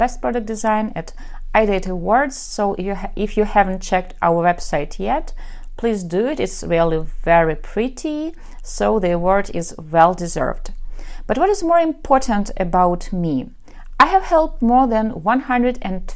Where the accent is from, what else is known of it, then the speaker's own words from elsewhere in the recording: Ukraine; accent: Russian; English is a second language; I am from Ukraine.